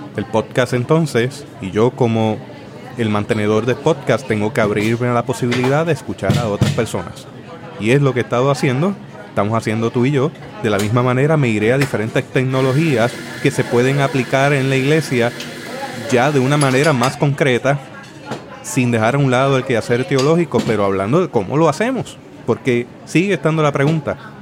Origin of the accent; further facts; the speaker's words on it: Puerto Rico; nosotros como puertorriqueños tenemos nuestra manera de hablar